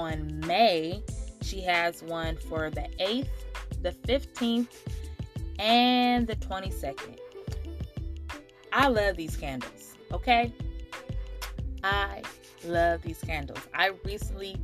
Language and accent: English; Oakland, California, United States; a little girl born and raised in Oakland, California